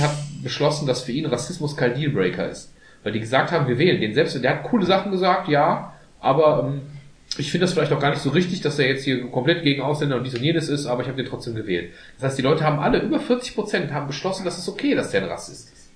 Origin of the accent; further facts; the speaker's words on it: Germany; wir sind als Deutsche